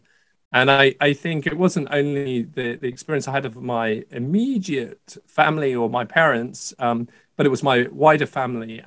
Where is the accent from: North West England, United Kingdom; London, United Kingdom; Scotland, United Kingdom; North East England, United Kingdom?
Scotland, United Kingdom; I was born in Scotland